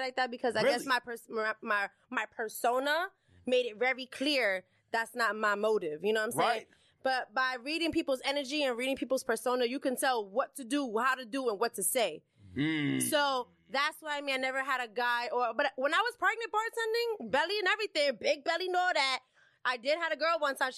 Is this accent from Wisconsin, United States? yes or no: no; New York City, New York, United States; I'm born and raised right here in the city of Hell's Kitchen, New York